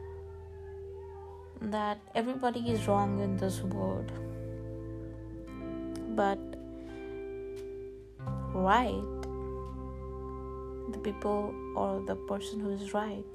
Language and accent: English; Rajkot, Gujarat, India; I'm from India, Gujarat. And my city is Rajkot. I'm Gujarati.